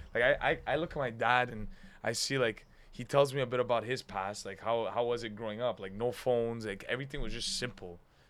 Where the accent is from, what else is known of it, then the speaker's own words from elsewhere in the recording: Montreal, Quebec, Canada; I'm from Montreal. I'm Italian.